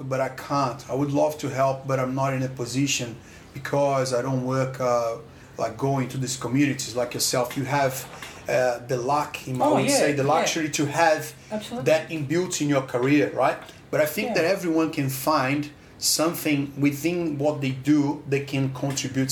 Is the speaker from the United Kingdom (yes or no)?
no; Brazil; now in Australia; I come from Brazil